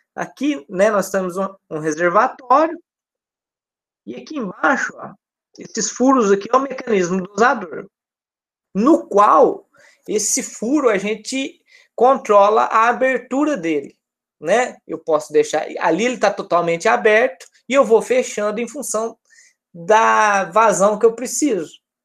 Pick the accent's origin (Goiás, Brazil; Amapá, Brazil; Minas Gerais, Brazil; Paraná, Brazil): Minas Gerais, Brazil; now in Rio de Janeiro, Brazil; Eu que sou de Minas